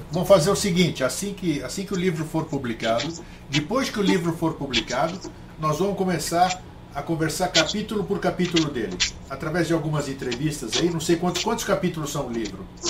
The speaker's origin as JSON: {"language": "Portuguese", "country": "Brazil", "tie": "born or raised there", "also_born_or_lived": "Greece", "said": "Eu nasci na Grécia, estou aqui há 63 anos no Brasil. Eu sou brasileiro, cresci aqui, meu pai é brasileiro"}